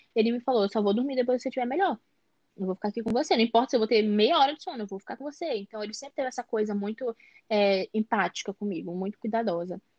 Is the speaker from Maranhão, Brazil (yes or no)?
yes; São Luís, Maranhão, Brazil; Eu sou do Maranhão, São Luís Maranhão